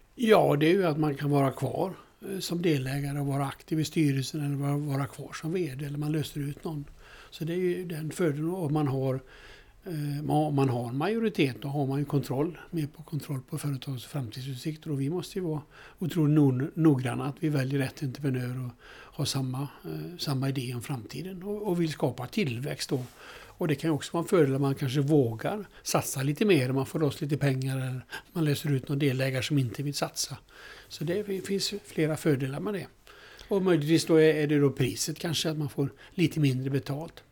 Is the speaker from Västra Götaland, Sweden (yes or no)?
yes; Alingsås, Västra Götaland, Sweden; Jag kommer från Alingsås